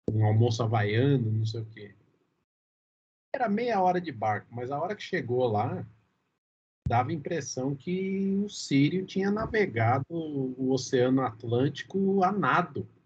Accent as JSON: {"language": "Portuguese", "country": "Brazil", "said": "eu acho que a gente, como brasileiro nato, a gente não tem a menor capacidade de prevenção, cara."}